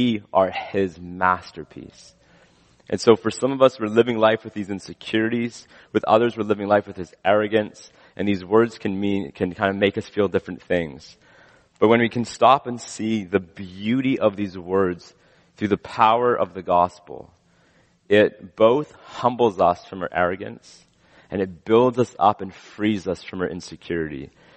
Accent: West Coast, British Columbia, Canada; as a Canadian, I've never seen. Grew up on the West Coast.

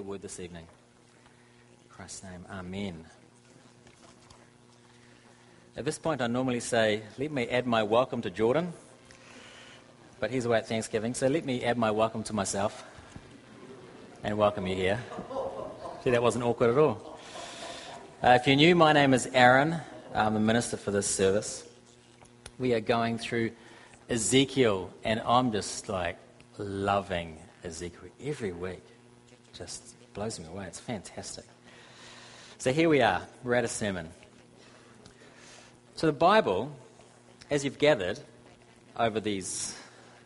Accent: New Zealand; I am from New Zealand, and it's a country of 4 million people and 39 million sheep

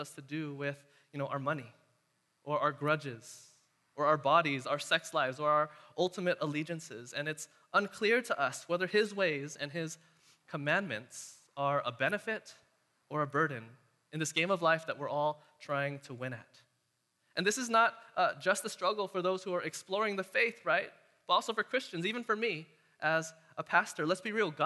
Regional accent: Castro Valley, California, United States; since I was a kid growing up around Castro Valley

